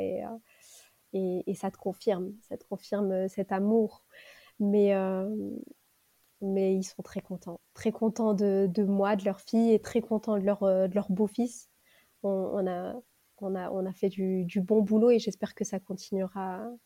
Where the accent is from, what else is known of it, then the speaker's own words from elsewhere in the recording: Lille, Hauts-de-France, France; Lille, parce que c'est ma ville natale